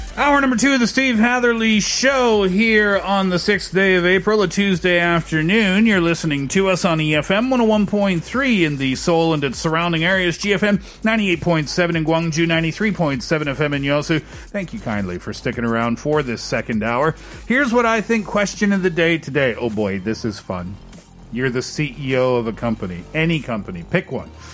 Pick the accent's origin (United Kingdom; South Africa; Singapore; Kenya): Singapore; I'm from Singapore.